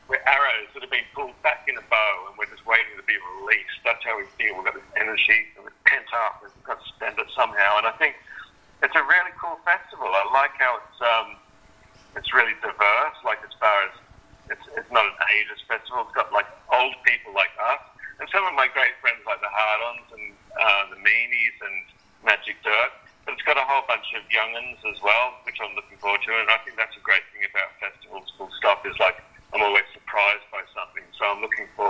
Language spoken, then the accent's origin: English; Wollongong, New South Wales, Australia; Growing up in Wollongong